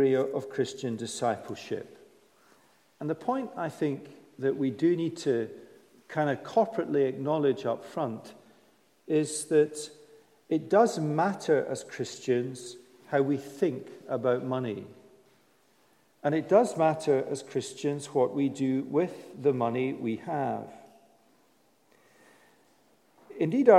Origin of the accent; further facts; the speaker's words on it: United Kingdom; we're British.